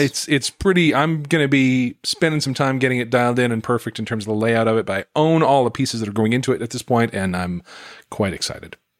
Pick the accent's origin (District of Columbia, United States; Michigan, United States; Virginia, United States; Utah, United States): Utah, United States; moved away; I grew up in Utah